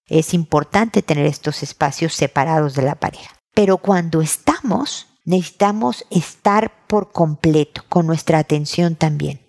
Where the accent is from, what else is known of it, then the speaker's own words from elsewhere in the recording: Mexico; now in Chile; la más larga desde que he vivido fuera de mi país, en México con mi familia